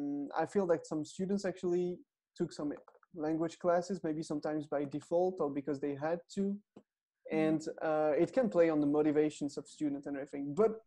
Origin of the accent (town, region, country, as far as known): France; moved away